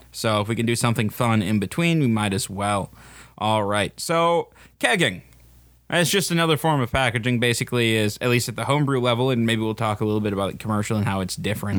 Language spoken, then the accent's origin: English; Wisconsin, United States